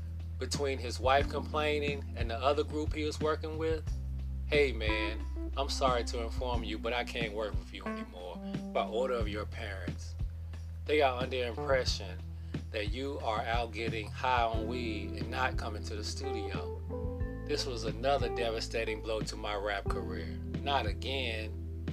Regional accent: Clarksville, Tennessee, United States; I'm originally from Clarksville, Tennessee, South Clarksville to be exact, 3B Lincoln Homes, aka Brick City, but I've also lived a few other places all over Clarksville, including the North Side.

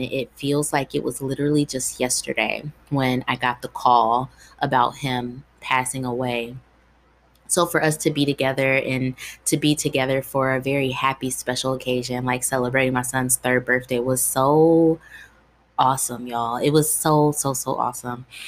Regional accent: Dayton, Ohio, United States; also born or lived in Columbus, Ohio; I grew up in Ohio, Dayton, Ohio, to be specific

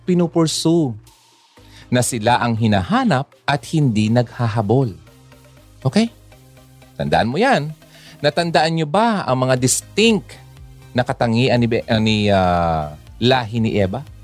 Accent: Bicol Region, Philippines; Tagalog is a second language; Hindi ako Tagalog eh. I'm from the Bicolandia.

